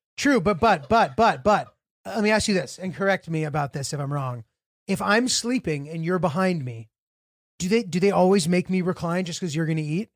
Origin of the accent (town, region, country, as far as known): United States